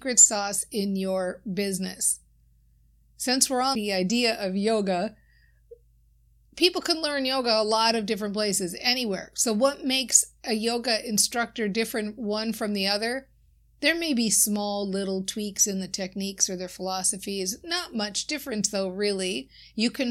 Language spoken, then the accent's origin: English; Minnesota, United States; I often talk about being from Minnesota. My accent certainly shows that.